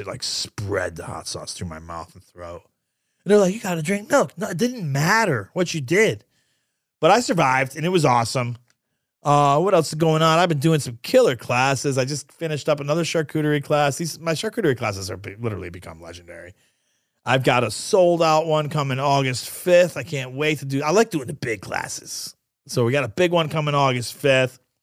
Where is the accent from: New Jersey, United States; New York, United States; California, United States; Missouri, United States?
New York, United States; moved away; I'm Sicilian from New York